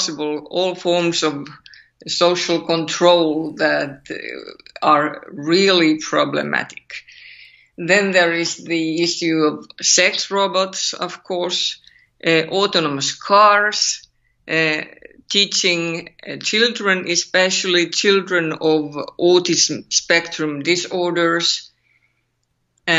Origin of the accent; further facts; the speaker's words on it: Finland; accent: Finnish; English is a second language; my terrible Finnish accent